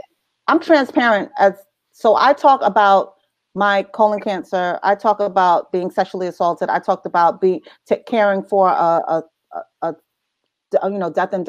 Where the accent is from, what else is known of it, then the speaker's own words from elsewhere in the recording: New Jersey, United States; accent: New York; because I had a really strong New York accent, even though I was raised in Jersey.